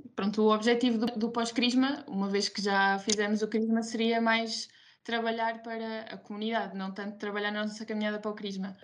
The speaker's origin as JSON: {"language": "Portuguese", "town": "Ílhavo", "region": "Aveiro District", "country": "Portugal", "said": "estou licenciada, terminei agora a licenciatura em enfermagem, tenho 22 anos e, e, sou de Ilhavo"}